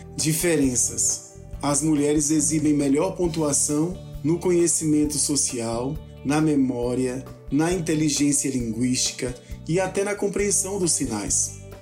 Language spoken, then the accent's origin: Portuguese; Brasília, Federal District, Brazil; falo de Brasília, onde nasci